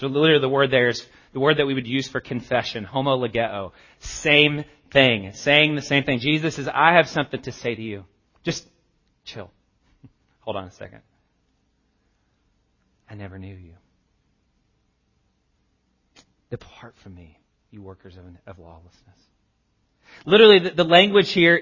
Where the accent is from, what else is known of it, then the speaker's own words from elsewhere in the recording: the South, United States; I grew up in, I'm from the South.